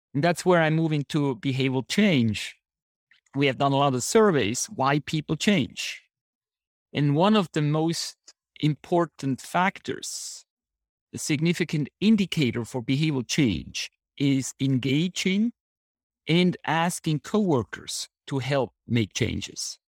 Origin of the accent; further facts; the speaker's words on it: Switzerland; moved away as an adult; also born or lived in San Diego; I grew up in Switzerland